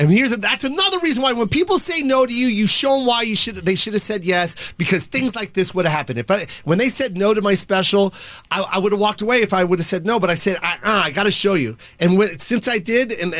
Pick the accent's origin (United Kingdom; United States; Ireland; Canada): United States; I'm an American, and so is my mom